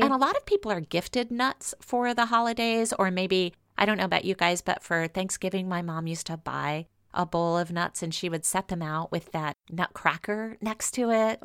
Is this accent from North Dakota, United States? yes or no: no; Louisiana, United States; growing up in Louisiana